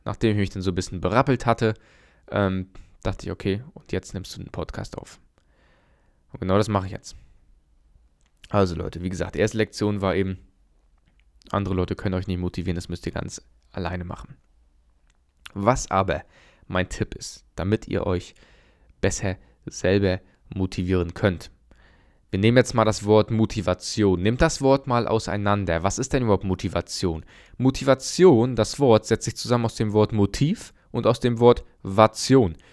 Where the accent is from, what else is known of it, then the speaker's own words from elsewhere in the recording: Germany; bei uns in Deutschland